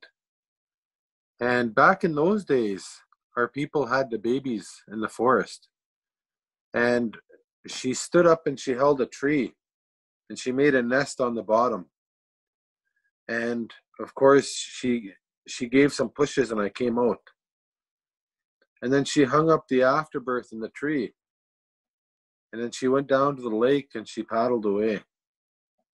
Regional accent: Serpent River First Nation, Ontario, Canada; I'm from a place called Serpent River First Nation, and I'm from the Fish Clan

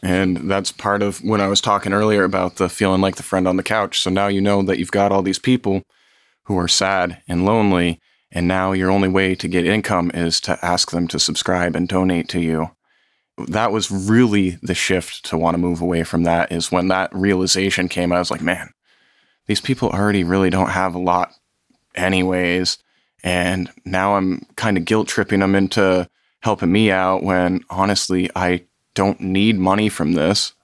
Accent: Vermont, United States; growing up in Vermont, we've got a lot of small towns

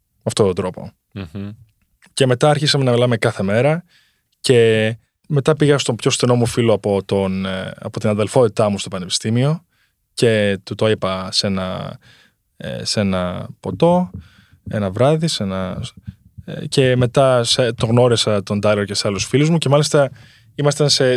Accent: Greece; moved away; also born or lived in United States; στην πατρίδα μου

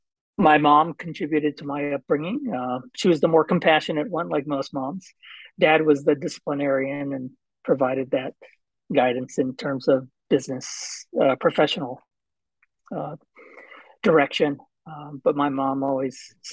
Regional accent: Southern California, United States; I was born and raised in Southern California

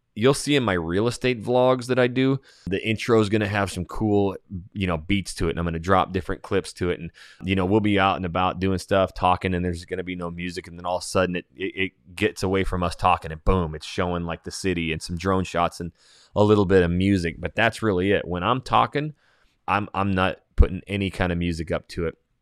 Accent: Coeur d'Alene, Idaho, United States; now in Houston, United States; Coeur d'Alene, Idaho, my hometown

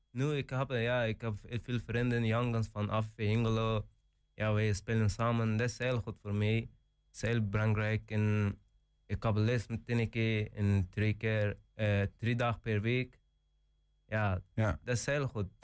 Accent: Afghanistan; Dutch is a second language; now in Hengelo, Netherlands; Ik kom uit Afghanistan

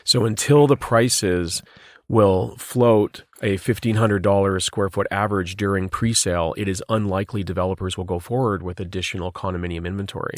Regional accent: Vancouver, British Columbia, Canada; my hometown, Vancouver, British Columbia

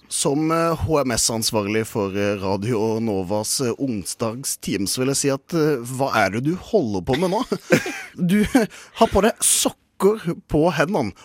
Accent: Kristiansand, Agder, Norway; jeg er fra Kristiansand

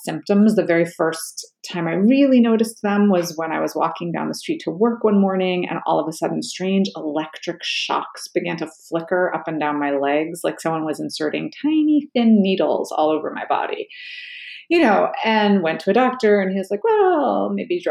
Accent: New York City, New York, United States; born or raised there; also born or lived in New England / Cape Cod

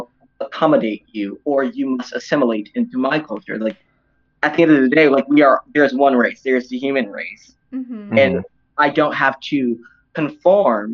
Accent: Detroit, Michigan, United States; born or raised there

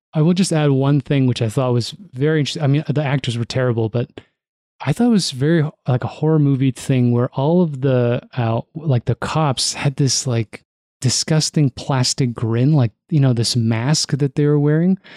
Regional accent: Toronto, Ontario, Canada; Growing up in Toronto

